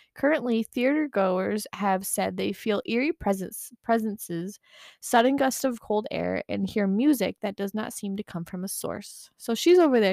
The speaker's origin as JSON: {"language": "English", "region": "Michigan", "country": "United States", "said": "I'm from Michigan"}